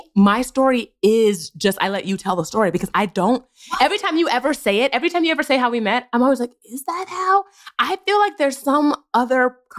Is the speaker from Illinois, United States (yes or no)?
no; Los Angeles, California, United States; also born or lived in San Diego / Bay Area; I grew up all over California. So I was born in Los Angeles and lived here until I was 14. And then we lived in San Diego